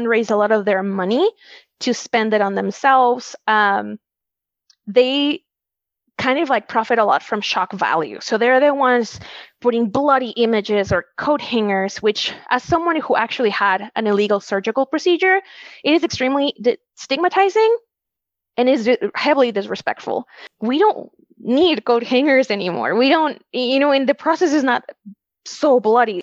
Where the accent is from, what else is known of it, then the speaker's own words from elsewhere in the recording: Wisconsin, United States; I was born in Wisconsin